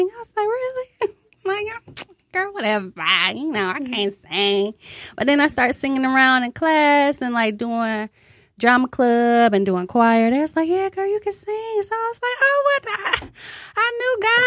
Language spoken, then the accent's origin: English; Detroit, Michigan, United States; born and raised in Detroit. Grew up all around Detroit, thanks to my mama.